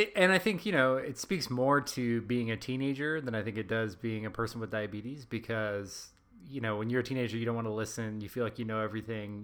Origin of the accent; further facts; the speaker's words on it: Texas, United States; accent: American Texas; my my U.S. like my American Texas accent